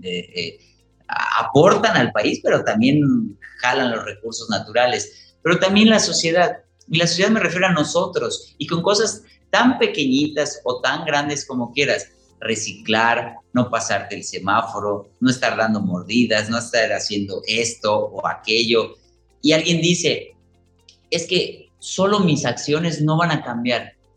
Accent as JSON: {"language": "Spanish", "country": "Mexico", "said": "nosotros como mexicanos"}